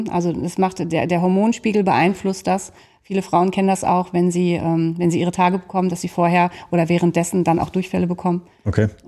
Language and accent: German; North Rhine-Westphalia, Germany; Bestes Beispiel heute, ich habe dir gerade gesagt, wir kommen aus dem Sauerland.